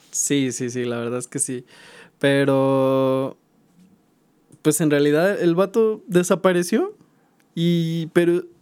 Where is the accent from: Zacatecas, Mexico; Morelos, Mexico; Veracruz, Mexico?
Zacatecas, Mexico; De hecho, precisamente por la cantera más me recuerda a mi ciudad natal, ¿no? O sea, como que a mí Zacatecas me trae esta, este buen recuerdo como de algo, de algo familiar.